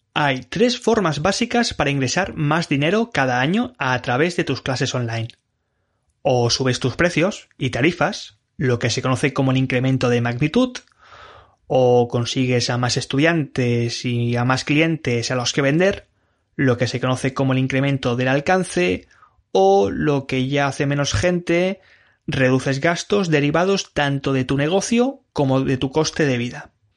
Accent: Spain; yo que soy español, puedo estar ahora mismo viviendo en Francia

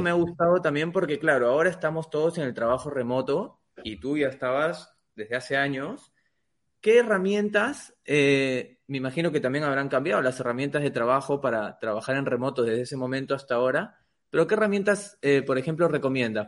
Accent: Peru; yo soy de Perú

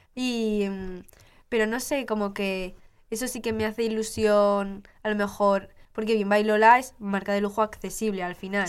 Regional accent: Utebo, Aragon, Spain; de mi barrio, de Utebo, de mi pueblo

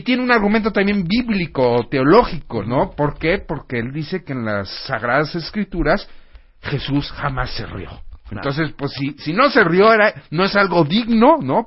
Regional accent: Mexico; Los mexicanos sabemos abrazar

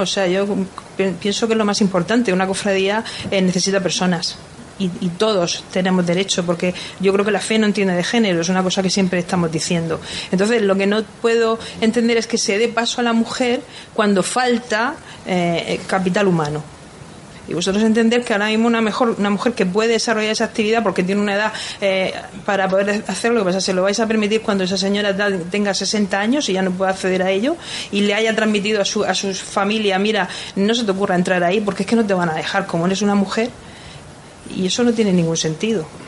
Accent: Cartagena, Region of Murcia, Spain; yo soy de Cartagena

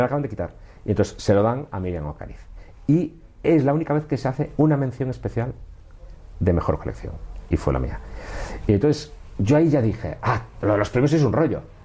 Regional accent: Galicia, Spain; born or raised there; now in Madrid, Spain

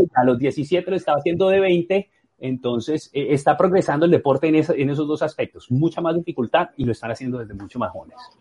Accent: Colombia; moved away as an adult; cuando me fui de Colombia, que empecé a hacer shows de clavados y a competir

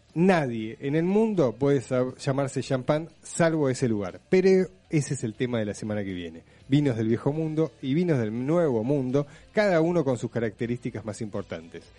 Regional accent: Argentina

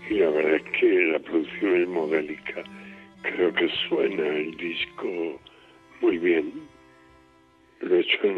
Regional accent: Esparagosa de Lares, Extremadura, Spain; mi pueblo se conservó muy puro el, folclore. Eh, en aquella época era un pueblo muy aislado

